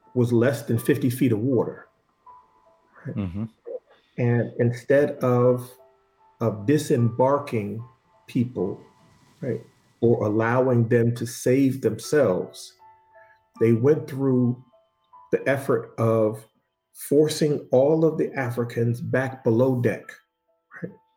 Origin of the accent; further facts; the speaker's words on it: Boston, Massachusetts, United States; I was born in Boston, right? And at five years old, I remember the police kicking in the door of my family's home